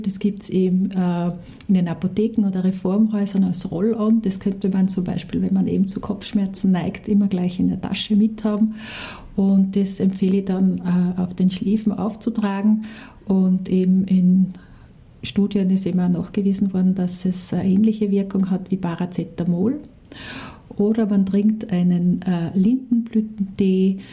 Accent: Austria; bei uns in Österreich

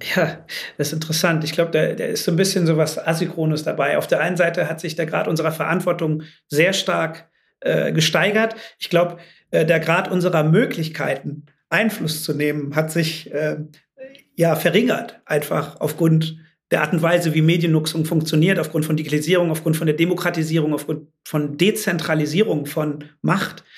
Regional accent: North Rhine-Westphalia, Germany; moved away as an adult; also born or lived in London, United Kingdom / Shanghai, China; now in Amsterdam, Netherlands; ich bin ja im Rheinland groß geworden

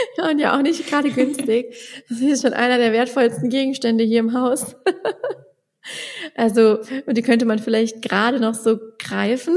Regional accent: Westerwald, Germany; accent: Westerwald

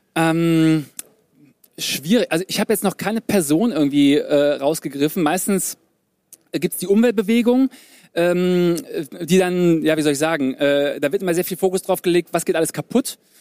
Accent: Germany; die Deutschen, wir

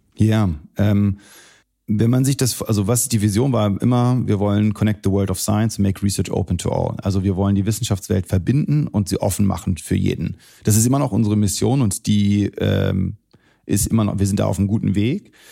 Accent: Celle, Lower Saxony, Germany; moved away as an adult; also born or lived in Wolfsburg / United States / Syria (parents); now in Berlin, Germany; ich bin hier in Deutschland geboren, in Wolfsburg, äh, bin dann äh, zur Schule gegangen in Celle

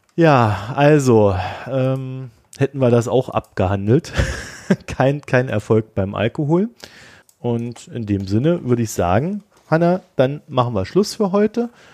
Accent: Germany; ich komme ja aus der DDR

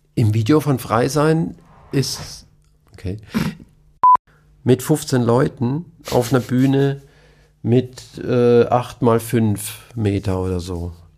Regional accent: Nussloch, Baden-Württemberg, Germany; also born or lived in Heidelberg; Ich bin in Heidelberg geboren, bin aufgewachsen in Nussloch das sind so zehn Kilometer weg von Heidelberg.

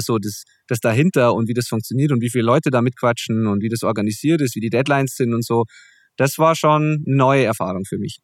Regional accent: Zwiesel, Bavaria, Germany; also born or lived in Kirchdorf im Wald; Zwiesel äh, ist in der Tat mein Heimatort, auch wenn ich da mittlerweile zwar nicht mehr wohne

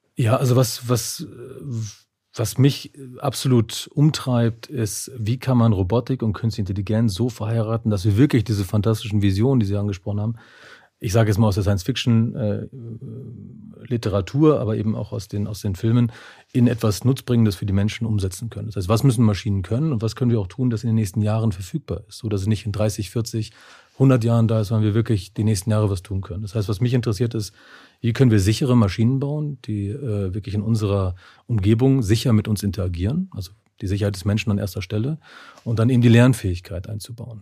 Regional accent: Germany; also born or lived in Neustadt am Rübenberge, Lower Saxony / Bavaria; now in Munich, Germany; aufgewachsen in Niedersachsen und Bayern

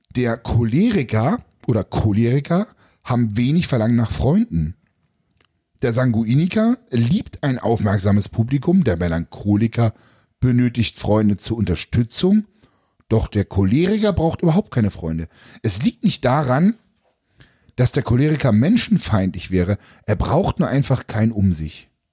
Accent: East Germany, Germany; Ich bin ja quasi ja in der DDR groß geworden

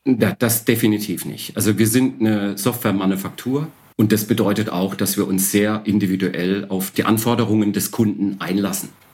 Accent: Odesa, Odesa Oblast, Ukraine; now in Karlsruhe, Germany; Ursprünglich bin ich in Odessa geboren, am Schwarzen Meer.

